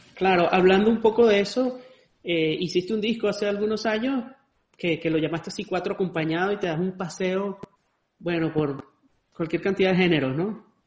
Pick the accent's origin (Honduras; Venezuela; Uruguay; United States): Venezuela; Andes; moved away; also born or lived in Caracas; yo que soy de los Andes